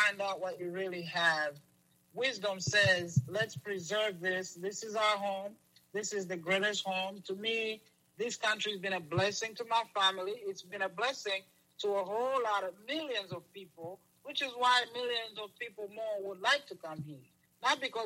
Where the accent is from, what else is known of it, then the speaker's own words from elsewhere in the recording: Lusaka, Lusaka Province, Zambia; also born or lived in Kigali, Rwanda; now in United States; I grew up in Lusaka, Zambia. It's in the slums.